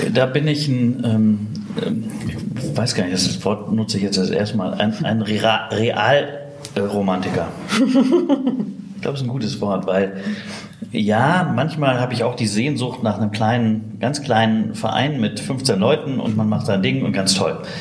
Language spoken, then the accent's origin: German; Witten, North Rhine-Westphalia, Germany; also born or lived in Bochum; bin aus Bochum gebürtig, in Witten aufgewachsen